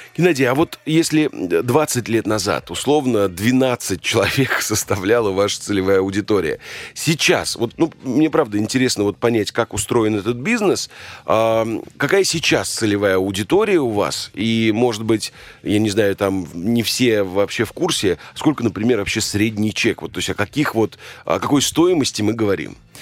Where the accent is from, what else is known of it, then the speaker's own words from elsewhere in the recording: Volga region, Russia; я родился на Волге и все детство там э, прожил